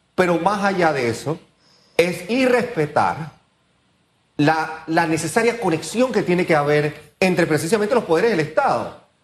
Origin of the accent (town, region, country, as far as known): Panama